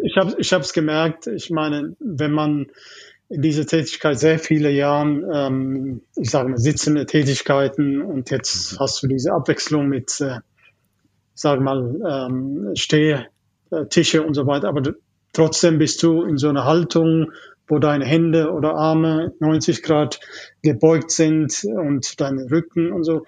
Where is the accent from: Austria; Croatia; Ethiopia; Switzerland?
Ethiopia; German is a second language; moved away as an adult; also born or lived in East Germany; now in Germany; ich komme ursprünglich aus Äthiopien. Mhm. Also ich bin äh, mit 18 erst nach Deutschland gekommen. Okay. Ich habe Elementary, Junior, High School und so weiter in Äthiopien gemacht